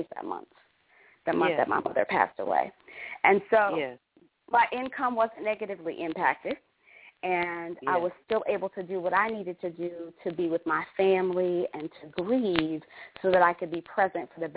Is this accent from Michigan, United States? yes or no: yes; Detroit, Michigan, United States; moved away as an adult; also born or lived in New Mexico / Australia; now in Atlanta, United States; I grew up in Detroit.